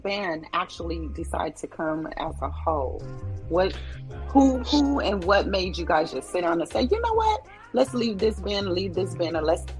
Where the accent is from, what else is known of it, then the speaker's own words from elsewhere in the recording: California, United States; moved away; also born or lived in Texas; I'm originally from California, and California people wear hats.